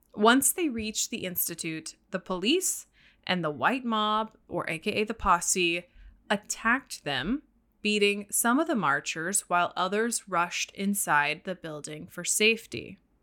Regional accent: the South, Louisiana, United States; I grew up in the South. I, I was born in Louisiana

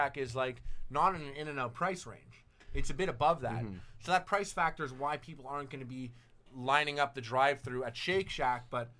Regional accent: Canada; Mustard is super to me as a Canadian.

